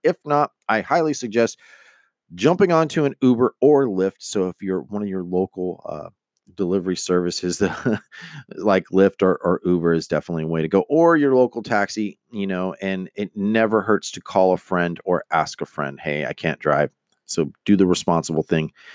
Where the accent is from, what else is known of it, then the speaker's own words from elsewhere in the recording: Stockton, California, United States; I'm from Stockton, California